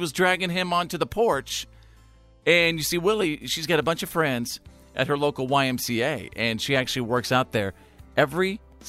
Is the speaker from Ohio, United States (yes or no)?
no; Bowie, Texas, United States; I grew up in Bowie, Texas, USA.